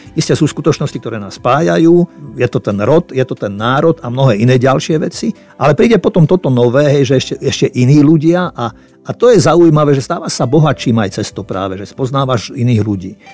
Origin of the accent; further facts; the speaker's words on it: Slovakia; also born or lived in Czechoslovakia; ja som narodil v Československu